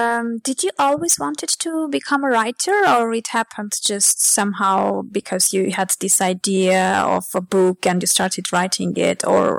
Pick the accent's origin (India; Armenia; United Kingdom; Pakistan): Armenia; I'm from Armenia as well